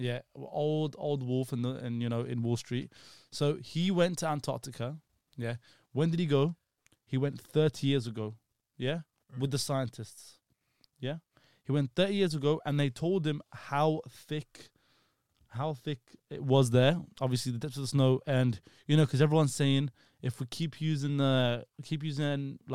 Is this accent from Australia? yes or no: no; Iraq; moved away; I'm from Iraq